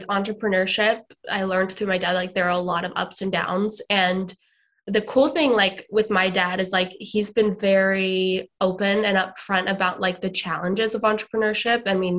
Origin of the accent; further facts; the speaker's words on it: Atlanta, Georgia, United States; born there; also born or lived in Sydney, Australia / New Zealand / California; I was born in Atlanta, Georgia. Then when I was 3, we moved to Sydney, Australia, which is where my parents are originally from.